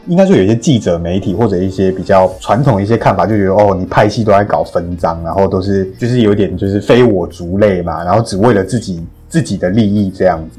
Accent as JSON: {"language": "Chinese", "country": "Taiwan"}